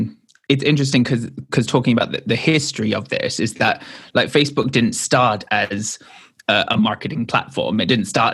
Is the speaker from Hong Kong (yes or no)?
yes; Hong Kong; and I was raised partially in Hong Kong.